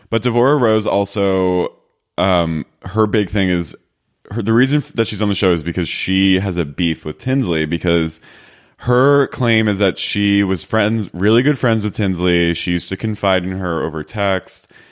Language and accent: English; Philadelphia, Pennsylvania, United States; I'm from Philly